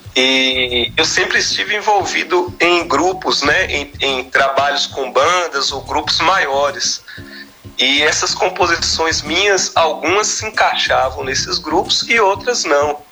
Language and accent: Portuguese; Almenara, Minas Gerais, Brazil; moved away as an adult; now in Montes Claros, Brazil; eu sou nascido natural de Almenara, Almenara. lá no Baixo Vale do Jequitinhonha, mas sou residente em Montes Claros há muitos anos já